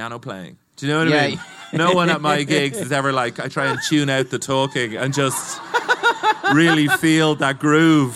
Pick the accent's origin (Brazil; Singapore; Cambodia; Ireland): Ireland; Dublin, Leinster; growing up in Dublin as well, I'd always gone to a lot of rock gigs